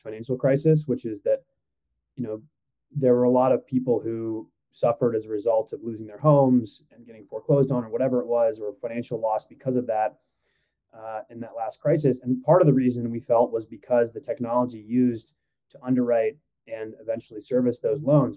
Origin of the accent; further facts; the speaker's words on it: Midwest, United States; also born or lived in Iran; was born in Iran, and my parents moved here when I was very young, moved to the Midwest, and, you know, kind of grew up in a modest, maybe lower middle class environment